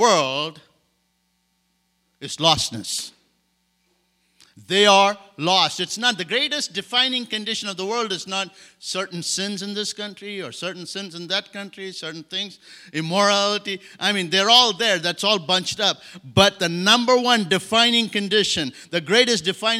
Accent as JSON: {"language": "English", "country": "India", "tie": "born or raised there", "also_born_or_lived": "Madagascar", "second_language": "English", "moved": "yes", "lives_now": "France", "said": "I grew up in India"}